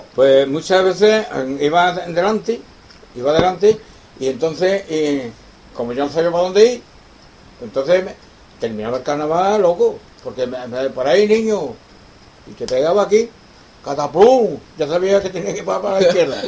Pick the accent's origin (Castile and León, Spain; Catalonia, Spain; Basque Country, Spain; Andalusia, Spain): Andalusia, Spain; Cádiz; moved away as an adult; also born or lived in Madrid / León; era mi tierra, de acuerdo, era Cádiz